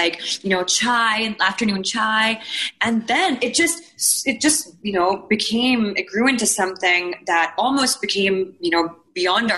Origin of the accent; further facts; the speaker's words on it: Bahrain; I remember this, like, growing up in Bahrain